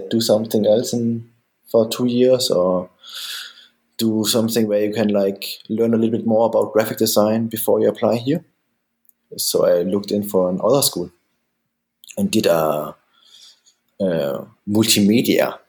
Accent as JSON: {"language": "English", "country": "Denmark", "tie": "born or raised there", "also_born_or_lived": "Germany / San Francisco", "moved": "yes", "lives_now": "Cologne, Germany", "said": "I'm half German, half Danish, born in Germany. And then when I was 8, my parents decided to move to Denmark, where I actually stayed the most of my time."}